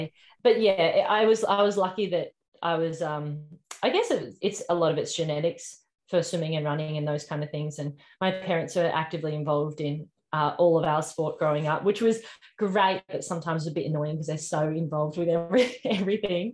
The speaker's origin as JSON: {"language": "English", "town": "Geelong", "region": "Victoria", "country": "Australia", "tie": "born or raised there", "said": "I grew up in Geelong, so in Victoria"}